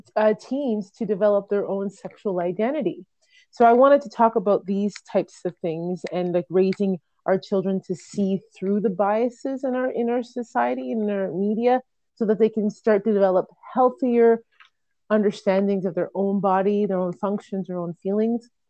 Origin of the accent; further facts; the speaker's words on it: Jamaica; I'm a Jamaican female